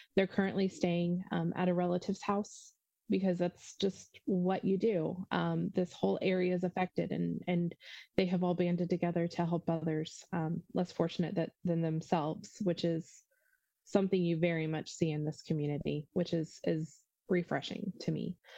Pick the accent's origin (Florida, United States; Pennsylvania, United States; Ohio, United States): Ohio, United States; I'm from Ohio